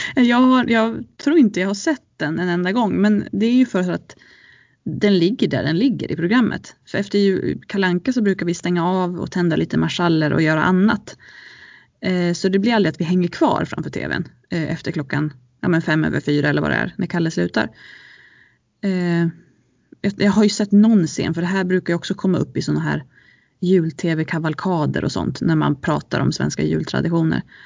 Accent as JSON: {"language": "Swedish", "town": "Ludvika", "region": "Dalarna County", "country": "Sweden", "tie": "born or raised there", "said": "jag är uppvuxen i Ludvika med mina föräldrar från Sollefteå"}